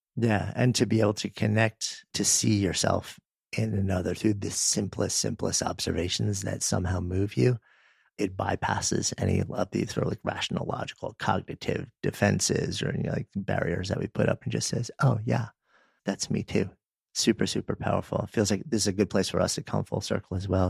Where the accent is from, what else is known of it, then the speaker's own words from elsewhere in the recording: Northeast, United States; now in Boulder, United States; I grew up in the Northeast